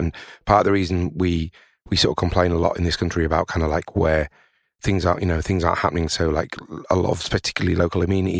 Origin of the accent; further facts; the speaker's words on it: Tadcaster, Yorkshire and the Humber, United Kingdom; I'm originally from Tadcaster, and, you know, seeing a town like that, which is, you know, kind of very nice, but, you know, it's got three breweries.